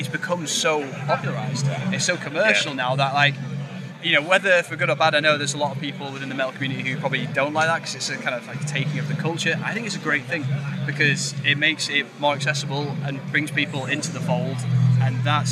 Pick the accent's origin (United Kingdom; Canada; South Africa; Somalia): United Kingdom; York, Yorkshire and the Humber; we grew up in a small town, we grew up in York